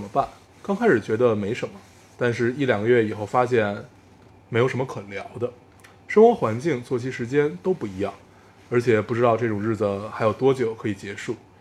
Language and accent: Chinese; Beijing, China; 我们所有上过的学校全部都在海淀